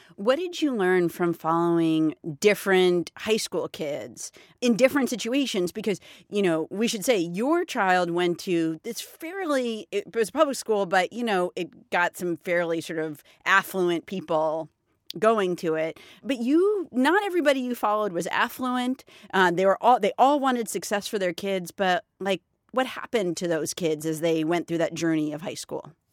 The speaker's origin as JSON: {"language": "English", "country": "United States", "said": "myself, as an American parent"}